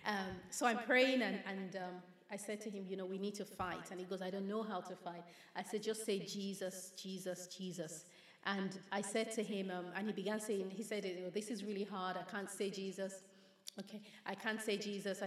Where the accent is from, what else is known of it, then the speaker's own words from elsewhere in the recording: Nigeria; growing up in Nigeria, we would have people run to our home and beg my father